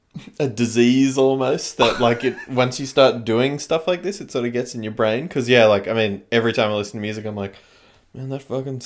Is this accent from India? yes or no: no; China; Like, I grew up in China, so I lived in cities